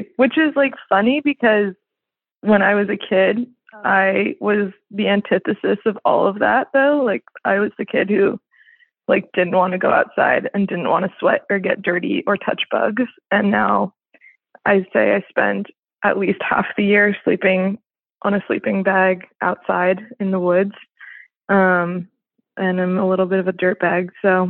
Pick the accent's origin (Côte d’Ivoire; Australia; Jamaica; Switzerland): Switzerland; now in United States; But yeah, I grew up in Switzerland in like a diplomatic family and pretty, you know, international and bougie. And now I live up in the mountains in Colorado out west